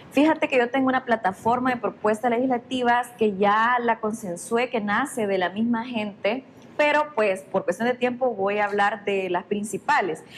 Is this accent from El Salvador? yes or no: yes; San Marcos, San Salvador, El Salvador; Yo soy del pueblo, soy de San Marcos, incluso vivo ahí